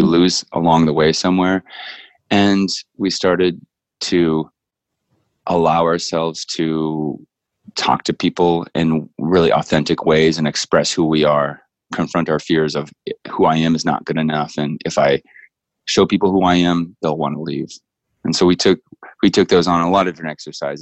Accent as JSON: {"language": "English", "region": "Northern California", "country": "United States", "said": "we're both from Northern California"}